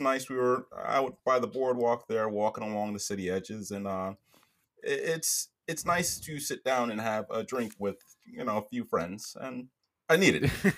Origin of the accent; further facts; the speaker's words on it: New York, United States; my hometown Knicks